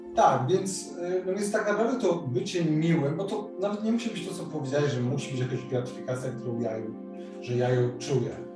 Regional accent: Warsaw, Masovian Voivodeship, Poland; u nas w Warszawie

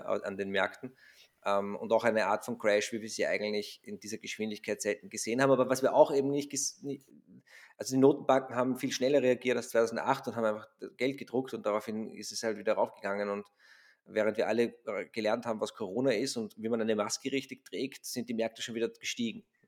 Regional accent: Austria

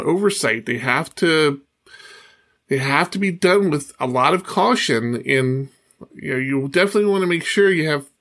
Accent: Poway, California, United States; my hometown of Poway

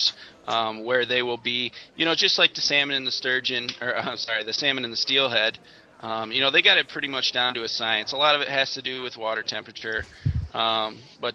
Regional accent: Rockford, Michigan, United States; I'm from Rockford originally. We're doing a lot of stuff in Rockford, in the northern part of Grand Rapids, northern Kent County

